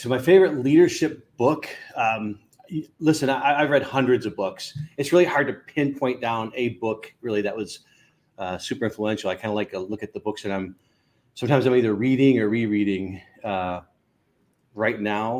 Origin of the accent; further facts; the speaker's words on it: Buffalo, New York, United States; also born or lived in Malaysia / North Carolina; now in Austin, United States; Originally, no, I'm from Buffalo, New York.